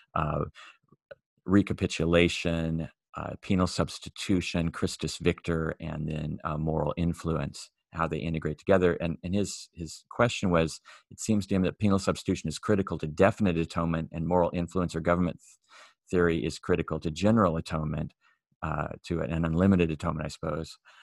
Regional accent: Myrtle Point, Oregon, United States; I grew up in Myrtle Point

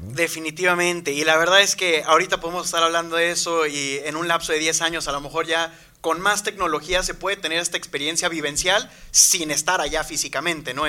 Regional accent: Veracruz, Mexico; moved away as an adult; also born or lived in Mexico City; now in Monterrey, Mexico; Yo vengo de Veracruz, si soy sincero, nací en Ciudad de México, pero ahí no estuve casi nada. Eh, yo siempre digo y diré que vengo de Veracruz

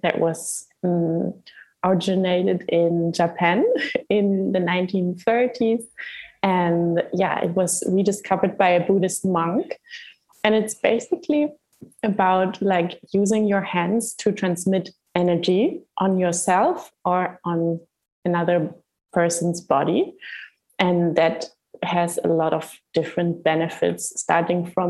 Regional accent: Hamburg, Germany; moved away as an adult; now in Gran Canaria, Spain; I was born and raised in Hamburg in Germany, and I came to the Canary Islands 1 year and a half ago

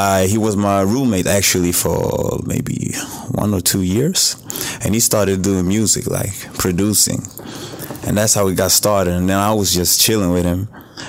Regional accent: Växjö, Kronoberg County, Sweden; English is a second language; Where I'm from? A small town called Växjö.

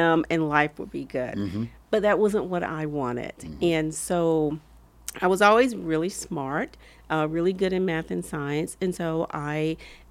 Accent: Camp Hill, Alabama, United States; accent: Southern; moved away; also born or lived in Midland, Texas / Long Beach; I grew up in a small town in rural Alabama, Camp Hill, Alabama

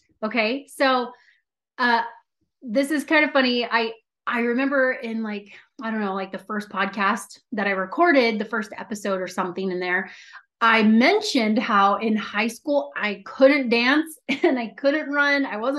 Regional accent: San Diego, California, United States; born there; I was born in San Diego. And then from there, we lived in Long Beach, the LA area. We moved up to San Francisco. So I've lived like all up and down California

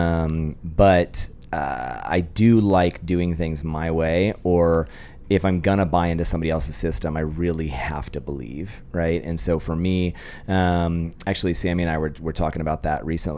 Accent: Sacramento, California, United States; moved away as an adult; also born or lived in Orange County, California; now in Idaho, United States; Sacramento, born and raised, and then moved to Southern California for school

